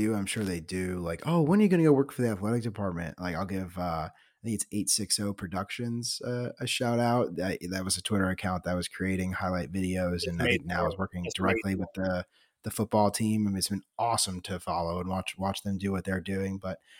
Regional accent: Midwest, United States; also born or lived in Southeast; I was born in the Midwest and I grew up going to football games at Mizzou in Nebraska.

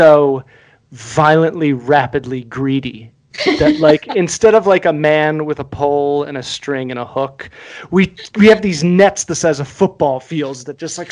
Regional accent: Philadelphia, Pennsylvania, United States; moved away; I grew up in Philly. We call it soda.

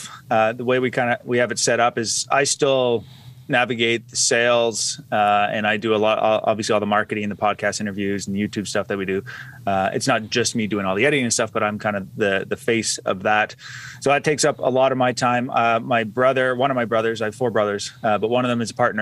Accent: Ottawa, Ontario, Canada; I was born and raised in Ottawa, still in Ottawa, Ontario, Canada

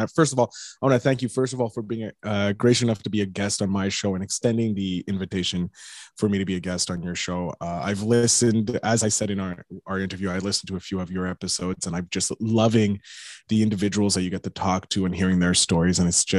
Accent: Canada; I'm French Canadian.

